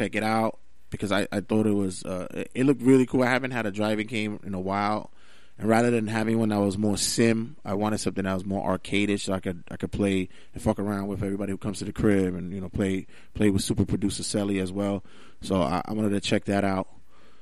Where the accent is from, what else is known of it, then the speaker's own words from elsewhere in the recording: New York, United States; being a New Yorker myself